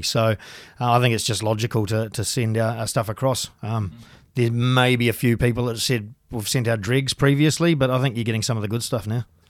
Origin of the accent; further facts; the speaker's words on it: Tuahiwi, Canterbury, New Zealand; moved away as an adult; also born or lived in England / France; I grew up in the country, um, little town called Tuahiwi